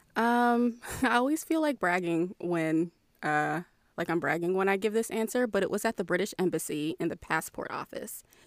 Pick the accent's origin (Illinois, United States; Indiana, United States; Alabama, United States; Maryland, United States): Maryland, United States; moved away; I'm from Maryland. I have that very, that very ingrained, like, D C side of Maryland